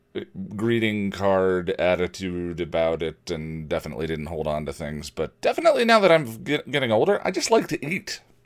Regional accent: Illinois, United States; moved away as an adult; now in Colorado, United States; Growing up in Illinois

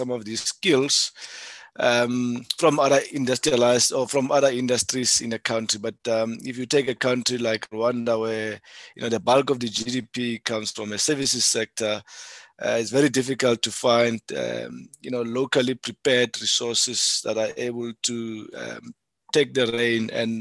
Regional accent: South Africa; being a South African

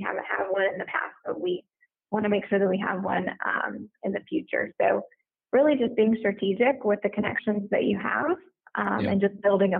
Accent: the South, United States; I am from the South, and so I'm a hugger

